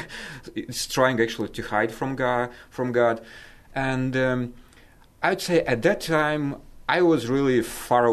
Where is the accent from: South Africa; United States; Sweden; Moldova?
Moldova; I was born in Moldova when Moldova at that time was part of Soviet Union.